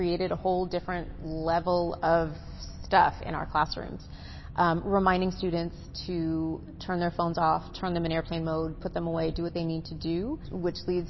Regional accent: Massachusetts, United States; also born or lived in San Diego, California; now in Temecula, United States; I'm actually from the East Coast, so grew up in Massachusetts

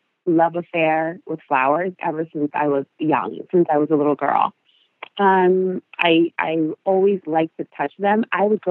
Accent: Costa Rica; first language Spanish; English is a second language; moved away; my first language is Spanish. My second is English.

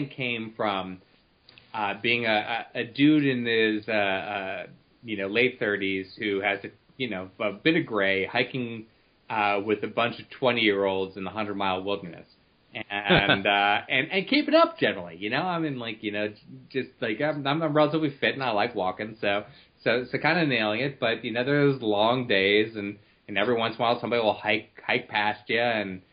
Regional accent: Cleveland, Ohio, United States; I come from Cleveland

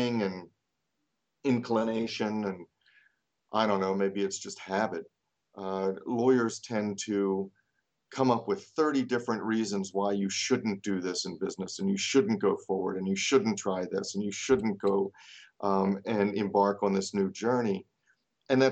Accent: Baltimore, Maryland, United States; also born or lived in North Carolina; I am from Baltimore, Maryland

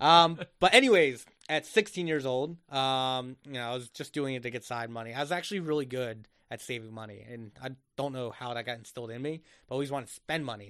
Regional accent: Egg Harbor, New Jersey, United States; moved away as an adult; now in Philadelphia, United States; I grew up literally in the Jersey Shore, um, in Egg Harbor

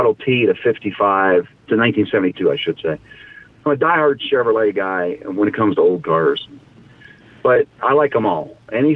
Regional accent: Appalachia, United States; now in Westerville, United States; I'm an Appalachian boy

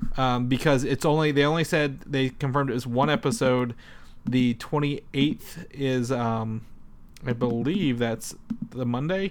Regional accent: Indiana, United States; I'm from Indiana

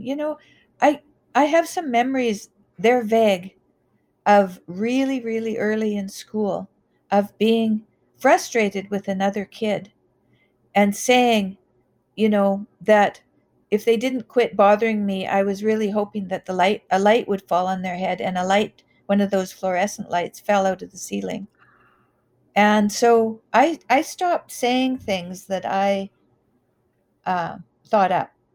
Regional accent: Canada; I grew up in the Wild West. I grew up in, I graduated in 1979, which was at the height of alcohol and drug use in Canada. And we had a lot of oil money

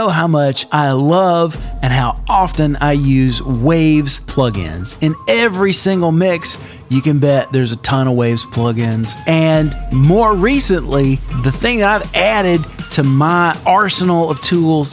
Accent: Meridian, Mississippi, United States; now in Atlanta, United States; my hometown of Meridian, Mississippi

